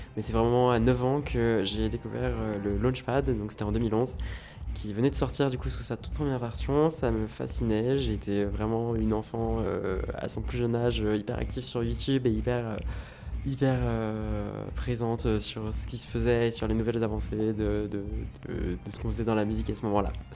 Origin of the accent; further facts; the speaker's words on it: Rouen, Normandy, France; je viens de Rouen